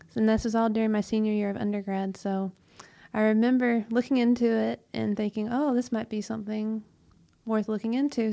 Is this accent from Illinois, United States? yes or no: no; Bremen, Georgia, United States; I was born and raised in Bremen, Georgia, so that's about forty-ish miles west of Atlanta.